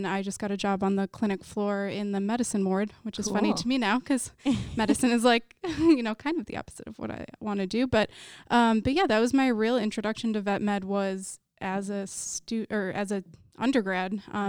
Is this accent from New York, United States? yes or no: no; Wisconsin, United States; So I am from Wisconsin, and I originally went to undergrad thinking I wanted to be a chemical engineer